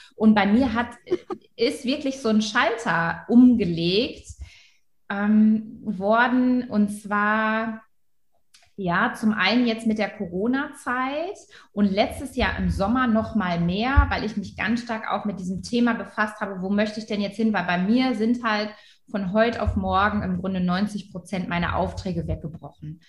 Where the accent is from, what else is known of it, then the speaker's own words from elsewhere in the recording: Wilhelmshaven, Lower Saxony, Germany; Da bin ich aufgewachsen in Wilhelmshaven